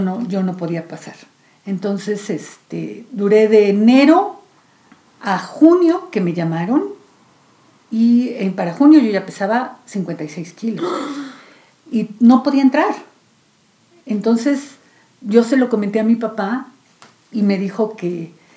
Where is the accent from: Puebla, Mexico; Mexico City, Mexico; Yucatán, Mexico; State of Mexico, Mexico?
Mexico City, Mexico; yo nací aquí en Ciudad de México